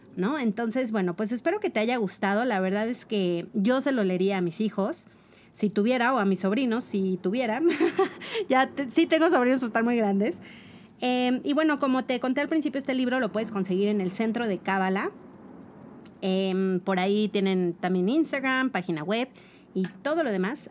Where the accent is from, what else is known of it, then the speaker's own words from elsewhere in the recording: Mexico; somos mexicanos